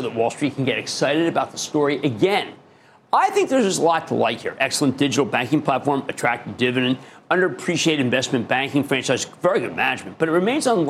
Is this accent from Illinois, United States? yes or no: no; Philadelphia, Pennsylvania, United States; I'm a Philadelphian